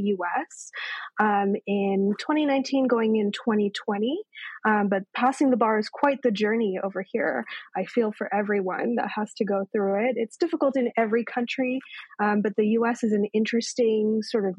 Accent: Victoria, British Columbia, Canada; moved away; also born or lived in Toronto, Canada; I grew up in Victoria, BC in Canada.

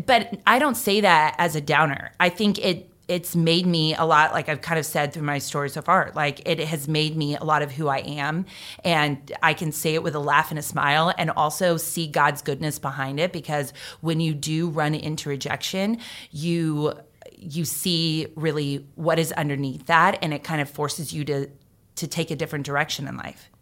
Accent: Jacksonville, Florida, United States; I grew up in Jacksonville with U N F

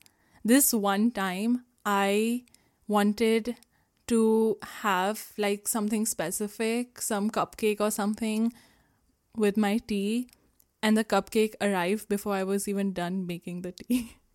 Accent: Jalandhar, Punjab, India; born there; I was born in Jalandhar, Punjab. And over the course of my life, I have lived in 7 cities, but some of them I don't remember.

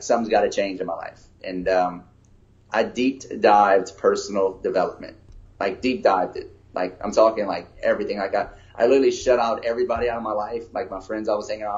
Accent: Lafayette, Louisiana, United States; I was born and raised in Lafayette, Louisiana

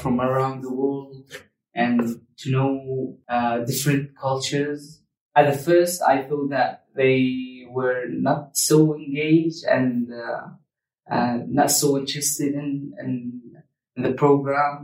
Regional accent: Damascus, Damascus Governorate, Syria; also born or lived in Arbat refugee camp, Sulaymaniyah, Iraq; now in Sulaymaniyah, Iraq; I'm from Damascus, Syria. And I live now in Arbat refugee camp in Soleimani in Iraq.

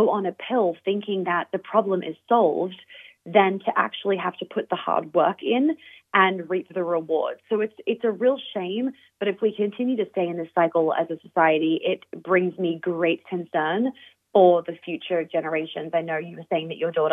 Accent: Australia; now in United States; me being Australian and now living in the US

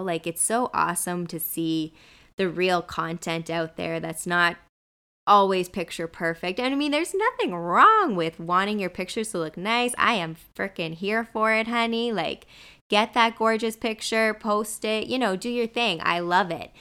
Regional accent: New Brunswick, Canada; now in Vancouver, Canada; my hometown, Mayor Machine, New Brunswick

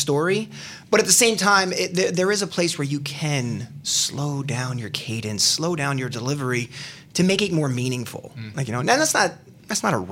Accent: Philadelphia, Pennsylvania, United States; I'm from Philly as well

